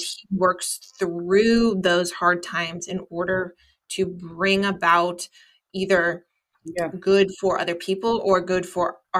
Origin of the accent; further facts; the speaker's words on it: United States; I am an American